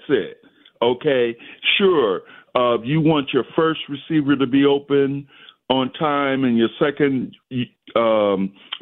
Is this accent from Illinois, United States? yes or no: yes; Chicago, Illinois, United States; I'm a resident from Chicago